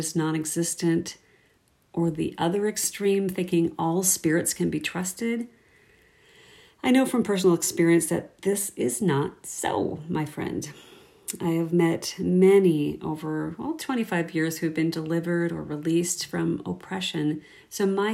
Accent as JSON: {"language": "English", "region": "Minnesota", "country": "United States", "tie": "born or raised there", "moved": "yes", "lives_now": "Saskatoon, Canada", "said": "I live here in Saskatoon, Saskatchewan, born and raised in Minnesota, and married a Canadian"}